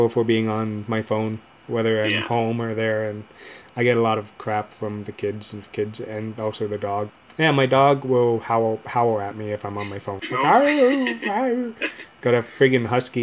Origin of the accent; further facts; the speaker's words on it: Canada; also born or lived in London, Ontario; it's part of being we're Canadian